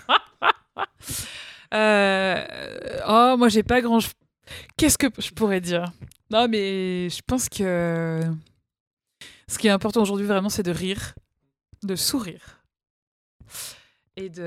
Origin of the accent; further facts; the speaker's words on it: Rumilly, Auvergne-Rhône-Alpes, France; mais de Rumilly.